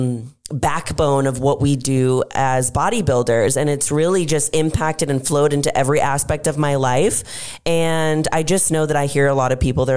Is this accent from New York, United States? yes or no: no; Austin, Texas, United States; in my hometown, Austin, Texas